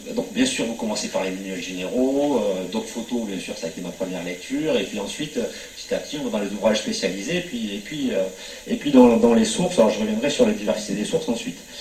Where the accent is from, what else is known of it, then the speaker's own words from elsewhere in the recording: Montpellier, Occitania, France; quand on est provincial hein, comme moi, moi je suis montpelliérain